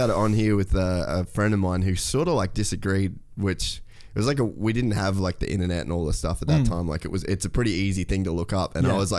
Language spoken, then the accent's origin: English; Cairns, Queensland, Australia; I grew up in Cairns, North Queensland.